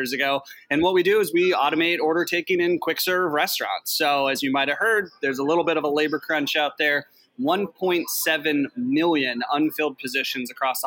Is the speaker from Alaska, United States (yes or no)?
yes; Alaska, United States; I'm from Alaska.